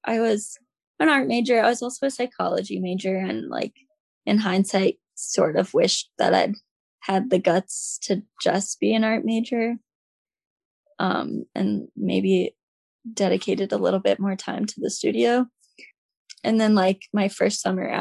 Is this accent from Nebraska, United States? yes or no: yes; Omaha, Nebraska, United States; moved away as an adult; now in Boston, United States; I'm from Nebraska, grew up in Nebraska.